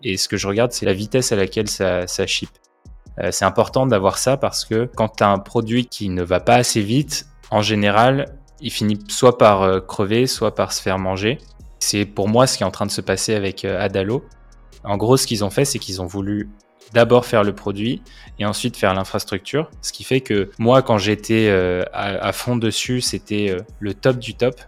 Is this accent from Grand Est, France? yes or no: no; Nanterre, Île-de-France, France; also born or lived in Paris; j'ai grandi à Nanterre